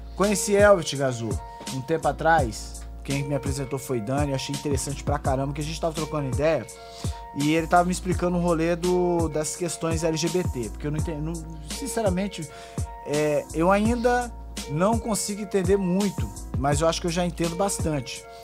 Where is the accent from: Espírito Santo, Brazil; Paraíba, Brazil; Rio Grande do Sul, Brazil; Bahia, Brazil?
Espírito Santo, Brazil; Garrido; eu sou do Garrido